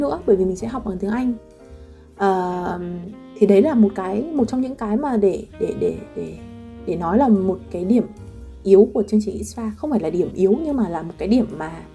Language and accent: Vietnamese; Vietnam; moved away as an adult; also born or lived in Lyon, France; now in Paris, France; mình là người Việt đấy mình nói tiếng Việt